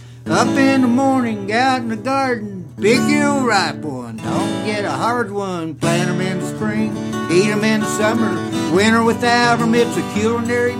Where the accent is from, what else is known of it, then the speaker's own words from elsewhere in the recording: Williamson, West Virginia, United States; I was born in Williamson, and our area had all kinds of modes of transportation